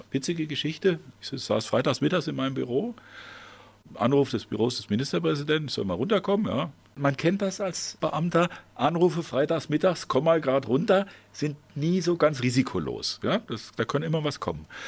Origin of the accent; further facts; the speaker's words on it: Idar-Oberstein, Rhineland-Palatinate, Germany; also born or lived in Bad Kreuznach; Ich bin in Bad Kreuznach zwar geboren, aber da war einfach die Klinik. Ich bin aufgewachsen in Ida Oberstein, genauer in einem Stadtteil Weierbach.